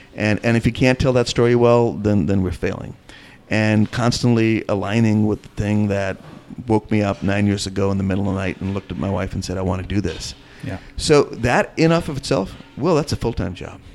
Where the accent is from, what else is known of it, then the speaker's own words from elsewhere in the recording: India; also born or lived in North Carolina; now in American South, United States; I'm from India and I happen to live in the South